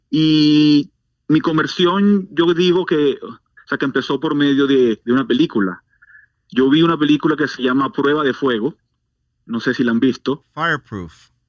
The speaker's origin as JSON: {"language": "Spanish", "country": "Venezuela", "tie": "born or raised there", "also_born_or_lived": "Maturín", "said": "nací en Venezuela, en una ciudad del, del, noreste del país que se llama una ciudad de, de Maturín. Eh, pero, pero yo viví en muchos lugares de Venezuela a causa del trabajo de mi papá."}